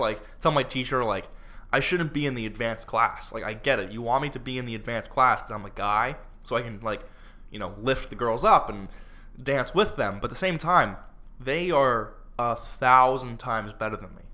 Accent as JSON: {"language": "English", "region": "Florida", "country": "United States", "said": "I'm from Florida"}